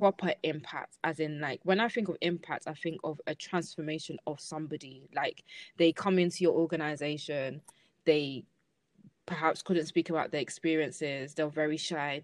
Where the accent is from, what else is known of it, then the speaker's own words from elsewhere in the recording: London, United Kingdom; I'm from Lambeth